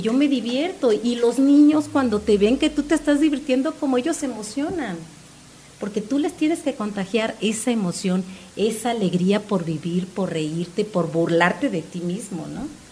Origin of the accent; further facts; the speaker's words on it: Cancún, Quintana Roo, Mexico; yo soy de Cancún y nosotros llegamos en el 97